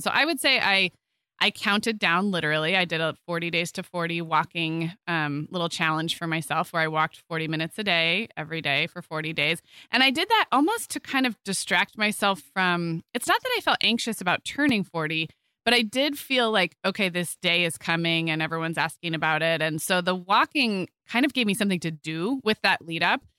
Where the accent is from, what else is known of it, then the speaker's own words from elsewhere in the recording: Santa Barbara, California, United States; moved away; my hometown in Santa Barbara